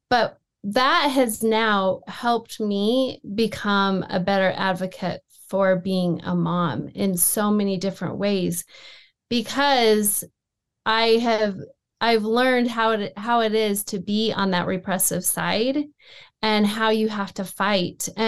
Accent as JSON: {"language": "English", "town": "Sandy", "region": "Utah", "country": "United States", "tie": "born or raised there", "said": "We grew up in the Salt Lake Valley. Um, I mm-hmm. actually grew up on the East Bench in Sandy, Utah."}